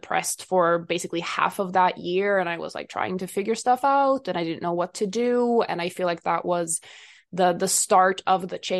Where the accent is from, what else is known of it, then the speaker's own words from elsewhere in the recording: Sweden; I am from Sweden